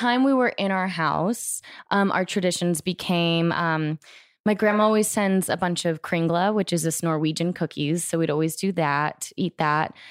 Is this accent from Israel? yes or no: no; Florida, United States; now in Los Angeles, United States; I grew up in Florida